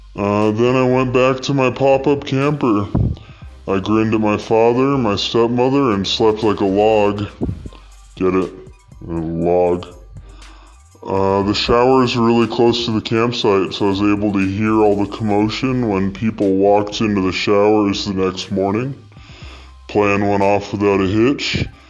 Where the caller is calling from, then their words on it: East Texas, United States; I'm calling from East Texas